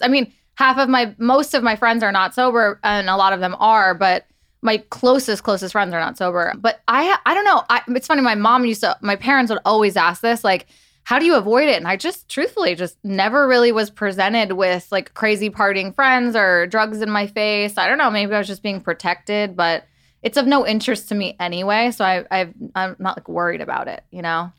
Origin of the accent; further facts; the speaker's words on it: New York, United States; I grew up in New York.